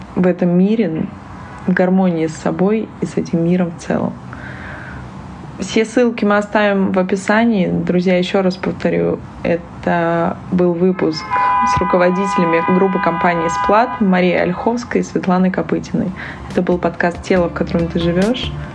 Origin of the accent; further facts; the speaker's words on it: Saint Petersburg, Russia; moved away; я из Петербурга, я очень часто езжу домой